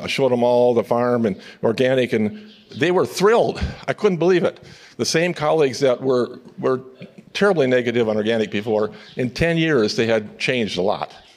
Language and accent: English; upper Midwest, United States; I'm from the Midwest, and the upper Midwest, we claim to have some of the best soils in the world